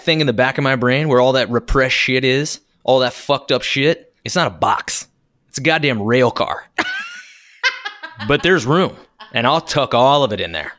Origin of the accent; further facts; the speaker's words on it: United States; also born or lived in Arkansas; now in New York City, United States; I was raised in Kansas and Arkansas